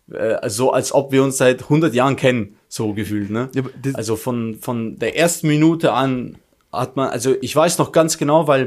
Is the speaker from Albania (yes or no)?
yes; Albania; wir sind auch Albaner, komm schon.